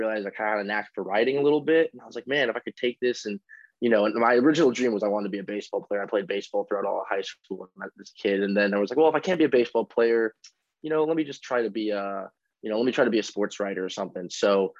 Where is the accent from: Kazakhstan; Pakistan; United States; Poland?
United States; Los Angeles, California; moved away as an adult; also born or lived in Spokane, Washington; I grew up in Los Angeles, California, where I'm currently at now because Gonzaga is on spring break